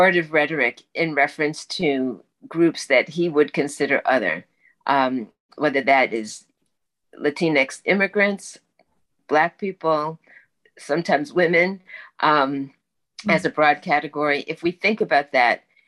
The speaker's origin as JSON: {"language": "English", "region": "the Jim Crow South", "country": "United States", "tie": "born or raised there", "said": "I was born in the Jim Crow South"}